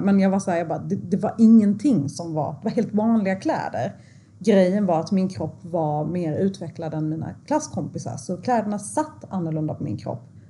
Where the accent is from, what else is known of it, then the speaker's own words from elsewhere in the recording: Sweden; jag är född i Sverige. Jag, liksom, jag har gått här eh, på den här skolan i jättemånga år